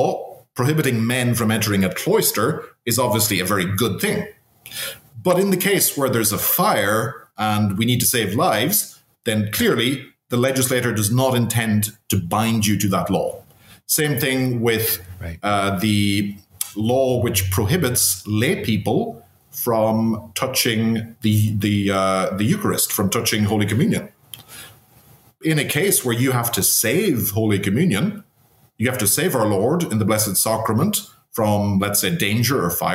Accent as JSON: {"language": "English", "town": "Cavan", "region": "Ulster", "country": "Ireland", "tie": "born or raised there", "said": "in my hometown, in Cavan"}